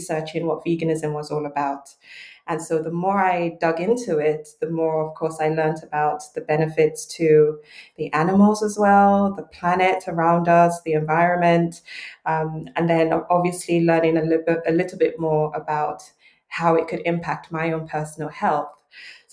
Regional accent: Lagos, Nigeria; I was born and raised in Lagos, Nigeria, grew up eating home-cooked, flavorful meals

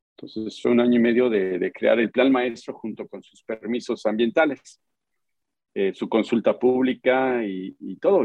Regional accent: Tlalnepantla, State of Mexico, Mexico; now in Cancún, Mexico; yo soy eh, eh, nacido en la Ciudad de México, en, la zona metropolitana, crecí en Tlanepantla, Estado de México

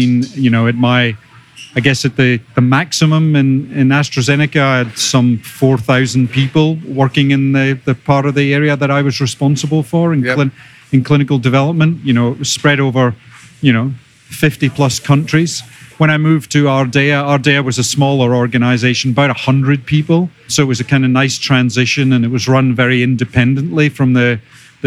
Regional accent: Buckie, Scotland, United Kingdom; moved away as an adult; also born or lived in Aberdeen / Toronto / England; So you can probably tell from my accent that I'm originally from Scotland, from a small fishing village up on the northeast of Scotland called Buckie

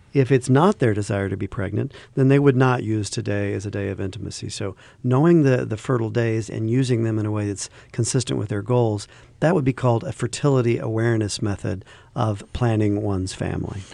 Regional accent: the South, United States; I grew up in the South

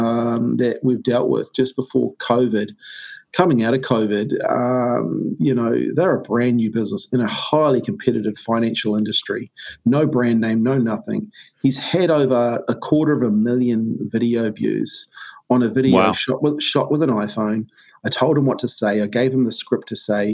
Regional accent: New Zealand; I'm a Kiwi bloke, traditional, you know, rugby, racing and beer and stuff

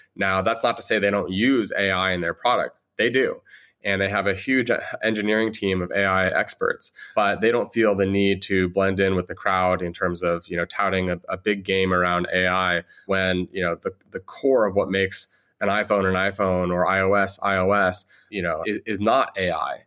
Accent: Southern California, United States; also born or lived in San Francisco; I grew up in Southern California, but for the last seven or eight years, I've spent in San Francisco

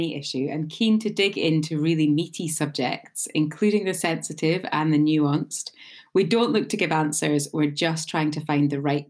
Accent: Edinburgh, Scotland, United Kingdom; we both live in Edinburgh. I'm Scottish, and I have lived here all my life.

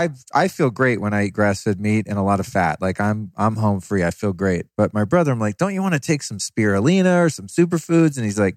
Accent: United States; Otherwise, I'm an American listener.

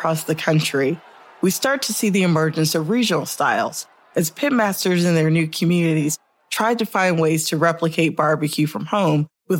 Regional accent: Norfolk, Virginia, United States; moved away; my hometown of Norfolk, Virginia.

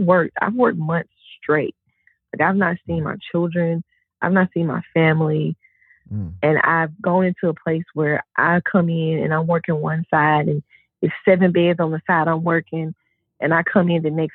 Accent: the South, United States; I'm from the South.

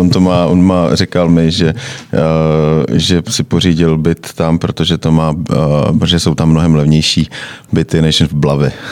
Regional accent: Moravia, Czechia; now in Prague, Czechia; u nás na Moravě

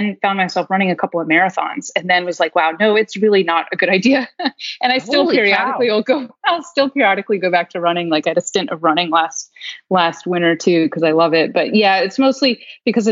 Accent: Maryland, United States; growing up in Maryland

